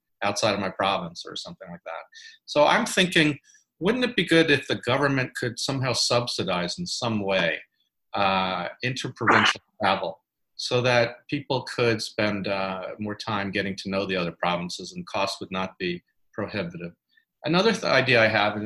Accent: United States; moved away as an adult; also born or lived in New York City; now in Toronto, Canada; as an American coming here

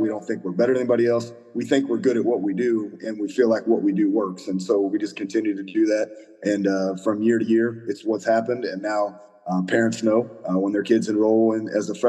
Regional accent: Lexington, Missouri, United States; I was a head coach at Lexington, Missouri, my hometown, for 1 year.

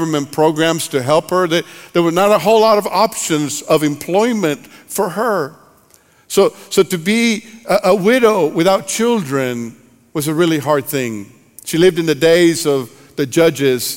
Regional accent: Monterrey, Nuevo León, Mexico; moved away; I grew up in Monterrey, Mexico

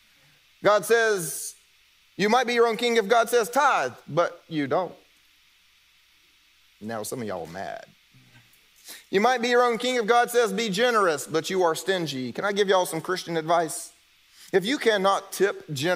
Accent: South Carolina, United States; moved away; I'm from South Carolina. I can turn the accent on

